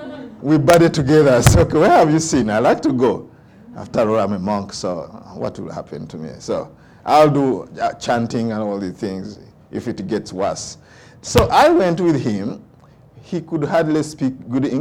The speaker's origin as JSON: {"language": "English", "country": "Uganda", "tie": "born or raised there", "first_language": "Luganda", "second_language": "English", "moved": "yes", "said": "when I was growing up in Uganda"}